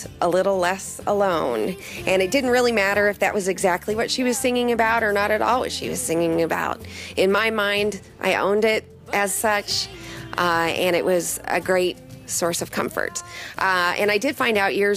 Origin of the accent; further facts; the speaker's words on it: St. Louis, Missouri, United States; I'm from St. Louis, Missouri.